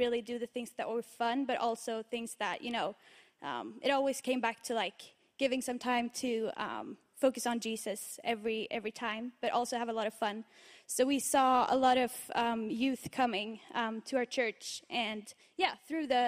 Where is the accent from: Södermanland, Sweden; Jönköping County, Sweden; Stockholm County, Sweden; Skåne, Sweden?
Södermanland, Sweden; Strängnäs; moved away as an adult; now in Uppsala, Sweden; I'm from Strängnäs, Sweden, but I live in Uppsala right now.